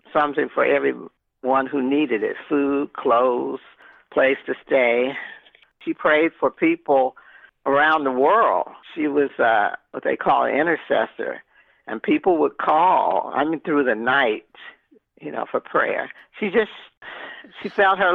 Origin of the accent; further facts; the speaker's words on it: Los Angeles, California, United States; I grew up in Pacoima, California